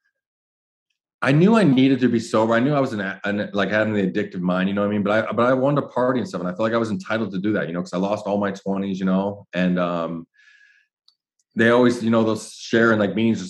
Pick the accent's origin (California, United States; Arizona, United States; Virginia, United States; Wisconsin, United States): Arizona, United States; Phoenix; I'm from Ahwatukee